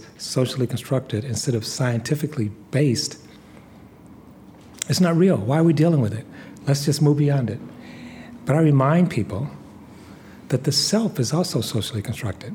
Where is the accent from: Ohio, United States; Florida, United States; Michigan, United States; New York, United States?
Michigan, United States; Detroit; I grew up in Detroit